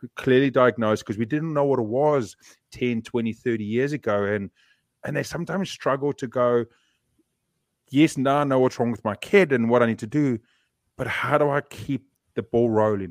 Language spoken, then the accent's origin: English; South Africa; now in New Zealand; I grew up in that society